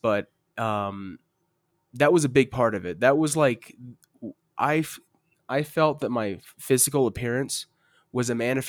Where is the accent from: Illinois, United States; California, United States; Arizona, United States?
Arizona, United States; I'm from Arizona.